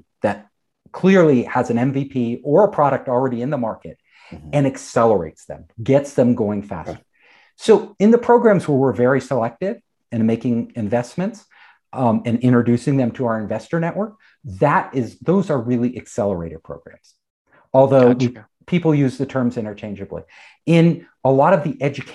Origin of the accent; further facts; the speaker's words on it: California, United States; I'm from California. You know, I'm a California native